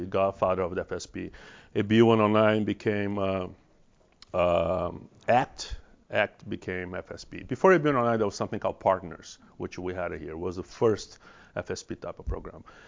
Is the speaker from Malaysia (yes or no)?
no; Brazil; English is a second language; moved away as an adult; also born or lived in Salt Lake City, United States / San Diego, United States / Los Angeles, United States; now in United States; I have an accent. I'm, I'm from Brazil. I'm Brazilian.